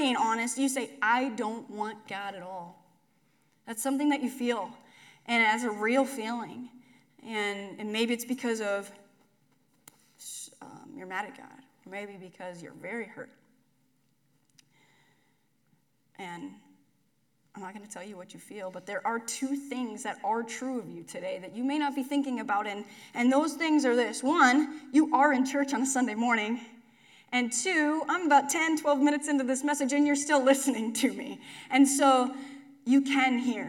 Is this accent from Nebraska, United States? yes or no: yes; McCook, Nebraska, United States; When I was a kid, I grew up in McCook